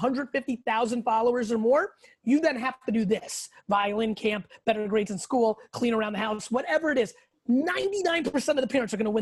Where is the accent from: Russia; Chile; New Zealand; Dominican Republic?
Russia; now in United States; I was born in the Soviet Union. In Russia